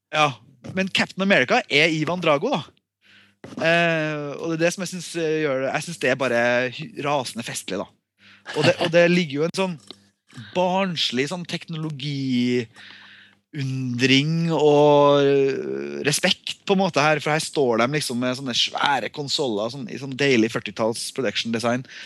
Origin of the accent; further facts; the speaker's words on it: Norway; jeg er norsk